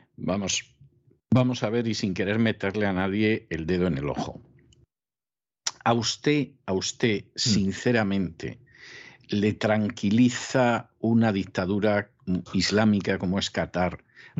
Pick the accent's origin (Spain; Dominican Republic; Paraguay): Spain; siendo español